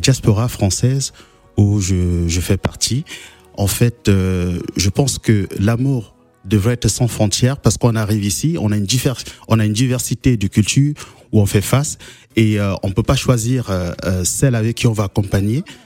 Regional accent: Douala, Littoral, Cameroon; moved away; j'appartiens à une ville à Douala qui mhm. s'appelle Nouvelle

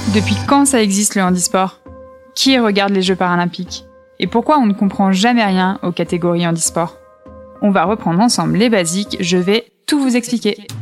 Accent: Savoie, Auvergne-Rhône-Alpes, France; je suis savoyarde

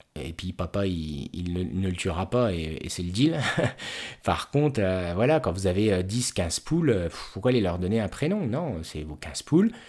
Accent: Haute-Marne, Grand Est, France; je suis originaire de Haute-Marne

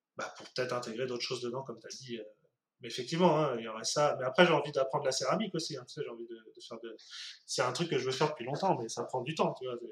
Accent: France; nous en tant que français

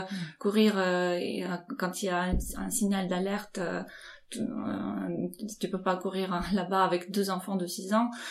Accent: Ukraine; moved away as an adult; now in France; je suis née dans l'Ukraine indépendante

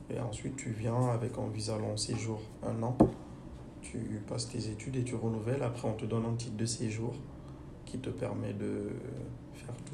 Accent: Guinea; now in France; j'ai retrouvé chez eux des choses que j'ai chez moi en Guinée.

